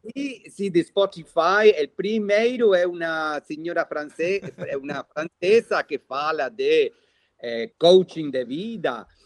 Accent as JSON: {"language": "Portuguese", "region": "Buenos Aires", "country": "Argentina", "tie": "born or raised there", "second_language": "Portuguese", "said": "eu nasci é, na cidade de Buenos Aires, na Argentina"}